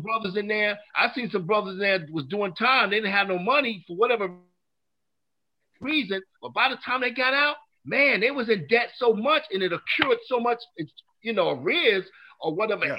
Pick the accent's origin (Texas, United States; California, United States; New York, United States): New York, United States; now in North Carolina, United States; I'm originally from New York